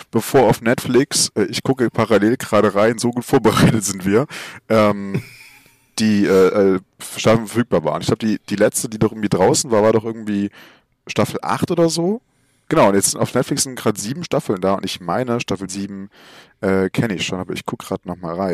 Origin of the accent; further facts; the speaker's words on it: Saxony, Germany; Ich komme aus Sachsen, so, da ist es alles ein bisschen schwieriger mit der Polizei hier.